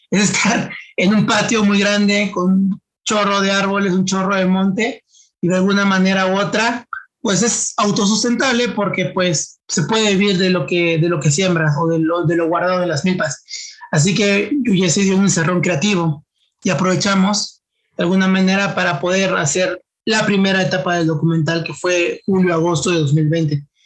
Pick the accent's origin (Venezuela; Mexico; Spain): Mexico; como mexicanos sabemos que eh, la base de la familia es la madre